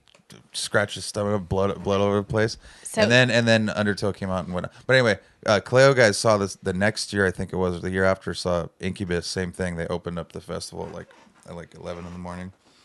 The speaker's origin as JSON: {"language": "English", "area": "Big Island", "region": "Hawaii", "country": "United States", "tie": "born or raised there"}